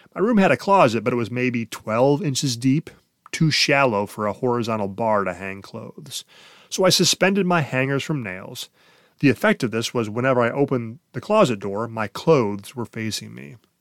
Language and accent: English; Ohio, United States; also born or lived in Columbus, Ohio; my small Ohio hometown